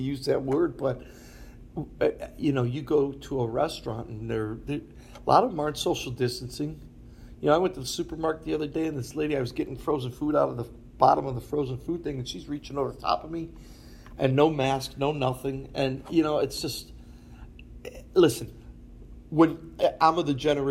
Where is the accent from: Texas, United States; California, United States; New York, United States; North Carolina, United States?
New York, United States; Buffalo; moved away; also born or lived in Philadelphia; I grew up in Buffalo